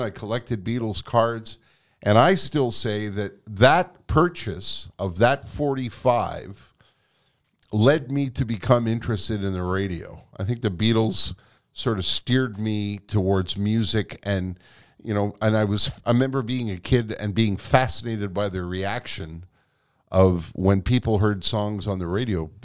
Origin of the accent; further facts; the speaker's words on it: Quebec, Canada; first language English; I was born here. I was educated in English here